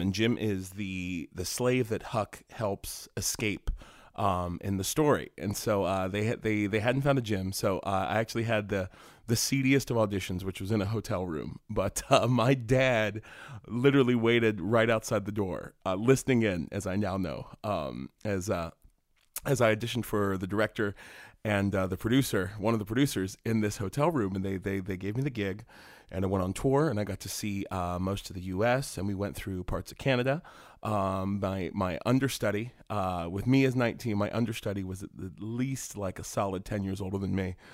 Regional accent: West Virginia, United States; moved away as an adult; I grew up in West Virginia

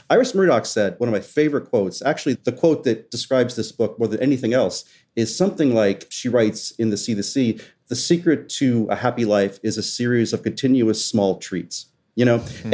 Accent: West Virginia, United States; moved away; also born or lived in Southwest Florida; When I was young, growing up in West Virginia and then in Southwest Florida

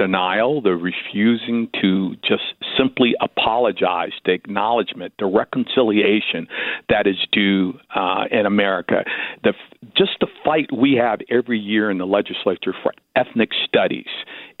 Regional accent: Gardena, California, United States; I grew up in the South Bay, just 3 miles east of there in Gardena

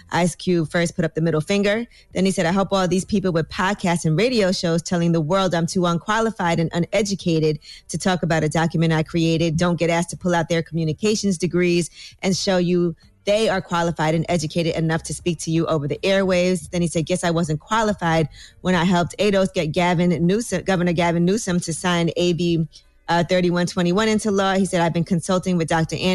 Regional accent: Jamaica; also born or lived in Bronx, New York; now in New York, United States; I'm from Jamaica, but I live in Bronx

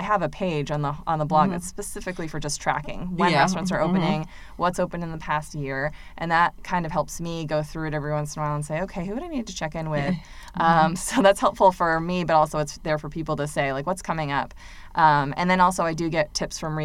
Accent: Massachusetts, United States; now in Durham, United States; coming from a different place, I'm from Massachusetts

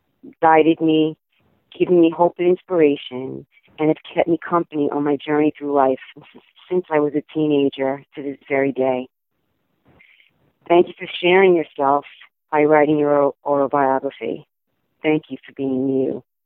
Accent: New York, United States; Hi everybody … from New York

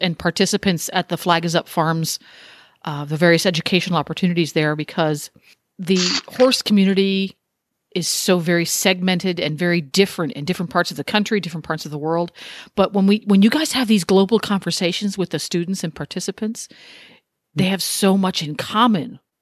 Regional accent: United States; I'm an American

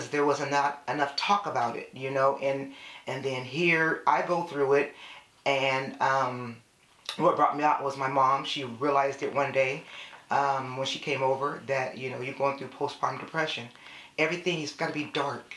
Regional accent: San Jose, California, United States; now in Elk Grove, United States; I am born and raised in San Jose, California

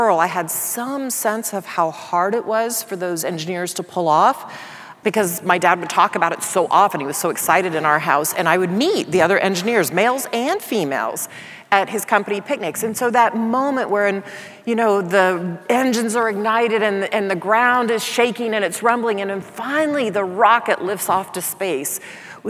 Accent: Dallas, Texas, United States; I grew up in Dallas, Texas

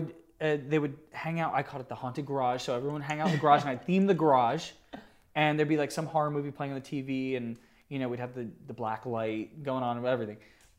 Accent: New Jersey, United States; New Jersey.

